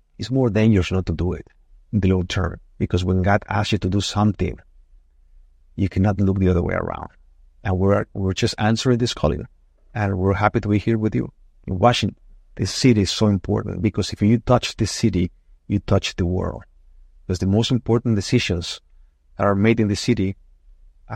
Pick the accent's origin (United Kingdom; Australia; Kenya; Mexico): Mexico; now in United States; I was born in Mexico. I love my country. I'm Mexican.